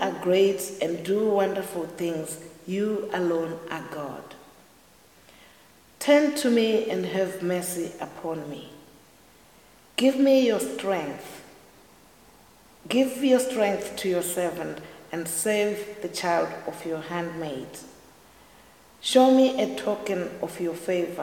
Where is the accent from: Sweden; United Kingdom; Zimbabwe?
Zimbabwe; now in Ireland; I'm originally from Zimbabwe, which is the southern part of Africa, and I've lived in Ireland for over 20 years.